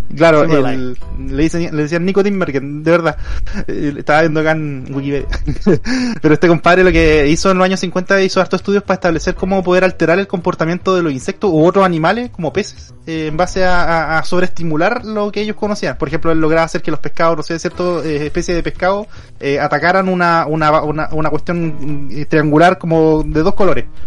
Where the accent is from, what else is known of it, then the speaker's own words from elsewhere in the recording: Concepción, Biobío, Chile; cuando era chico, viví en Conce toda mi vida